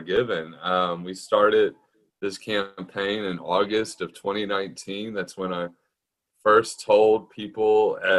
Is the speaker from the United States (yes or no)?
yes; Galveston, Texas, United States; I've lived here my whole life. I was raised in Galveston